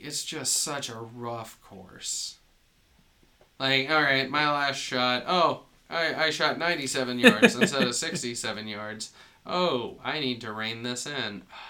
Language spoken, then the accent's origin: English; Atlanta, Georgia, United States; We're from Atlanta.